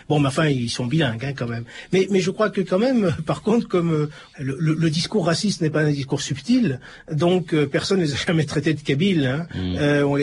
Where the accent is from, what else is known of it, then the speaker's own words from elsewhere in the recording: Tunisia; moved away as an adult; now in France; Je suis tunisien. Quand je suis parti de là-bas, j'avais déjà mon bac. Puis j'avais cru que la France, quoi, c'était le paradis, quoi.